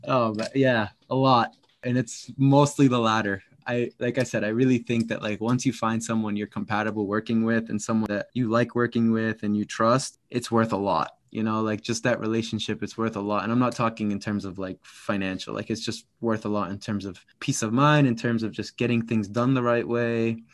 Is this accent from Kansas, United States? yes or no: no; Massachusetts, United States; I grew up in Massachusetts